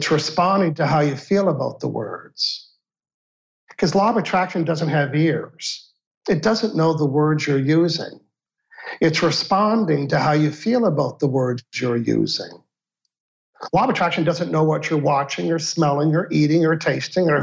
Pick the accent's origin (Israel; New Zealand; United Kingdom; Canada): Canada; I'm a Canadian